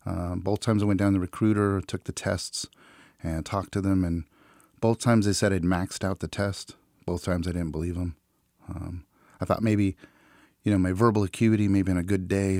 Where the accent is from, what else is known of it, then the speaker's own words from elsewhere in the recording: Central Valley, California, United States; also born or lived in Fresno, California; I was in Fresno, California. I'm from the Central Valley